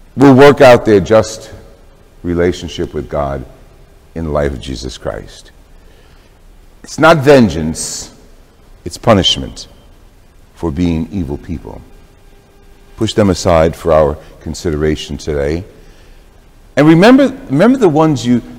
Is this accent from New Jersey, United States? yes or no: yes; Jersey City, New Jersey, United States; my growing up in Jersey City in an Italian household